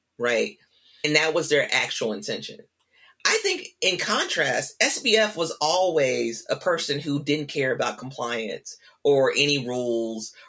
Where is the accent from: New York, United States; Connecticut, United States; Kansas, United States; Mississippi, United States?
Mississippi, United States; I'm from Mississippi.